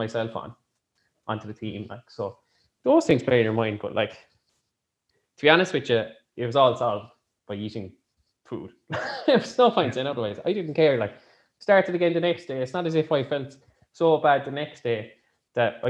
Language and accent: English; Ireland; as an Irish people